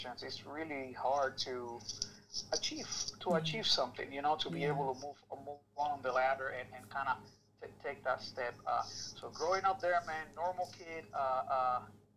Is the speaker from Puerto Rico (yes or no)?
yes; Aguadilla, Puerto Rico; moved away as an adult; now in United States; I was born in Puerto Rico. I lived there until I was 19